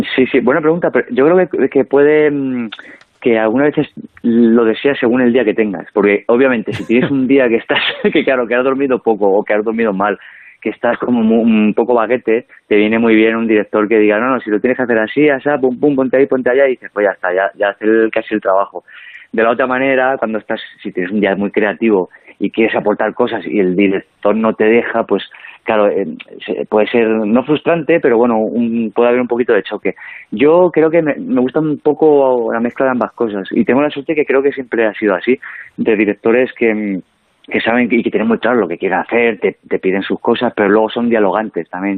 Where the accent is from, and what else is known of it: El Provencio, Castilla-La Mancha, Spain; born or raised there; moved away